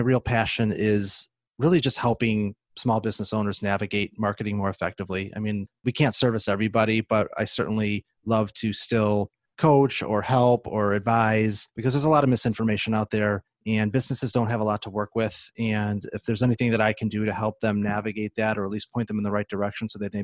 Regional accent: Chicago, Illinois, United States; moved away as an adult; now in Seattle, United States; I'm originally from the Chicagoland area, suburbs

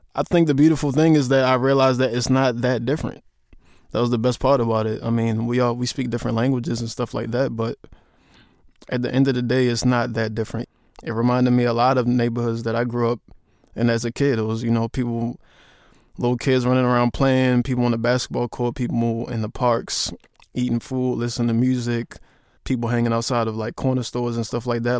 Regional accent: Baltimore, Maryland, United States; I'm from Baltimore and we have Baltimore club music

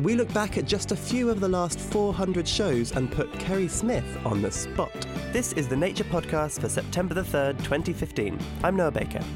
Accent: United Kingdom; as a Brit

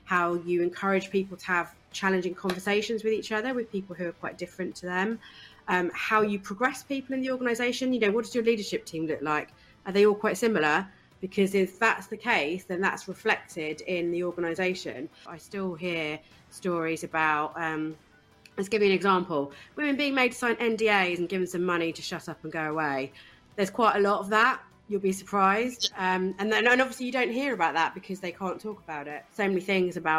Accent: East Anglia, East of England, United Kingdom; I grew up in East Anglia, in a really small town on the coast in East Anglia.

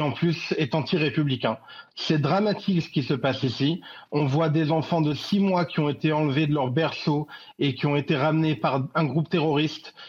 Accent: France; now in Israel; je suis français, franco-israélien, j'habite en Israël, mais je suis terriblement attaché à, ma, mes racines françaises.

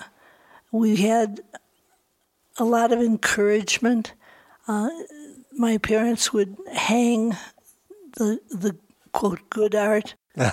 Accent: Libertyville, Illinois, United States; now in Santa Fe, United States; I grew up in Libertyville, Illinois

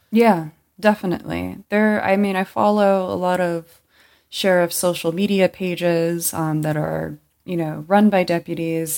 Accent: Los Angeles County, California, United States; I grew up in Los Angeles County, and growing up here

